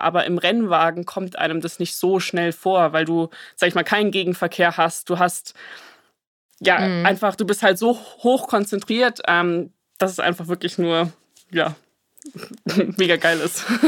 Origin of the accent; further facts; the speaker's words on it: Munich, Bavaria, Germany; bin Münchner Madel.